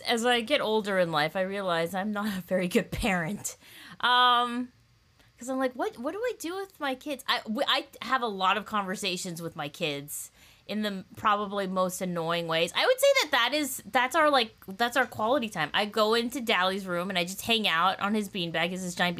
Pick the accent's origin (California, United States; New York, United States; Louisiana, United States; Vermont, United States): California, United States; Southern; my childhood at Disneyland growing up in Southern California